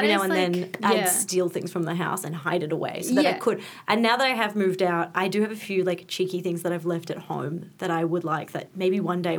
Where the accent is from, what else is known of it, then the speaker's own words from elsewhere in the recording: Melbourne, Victoria, Australia; now in Coburg, Australia; I grew up in Essendon.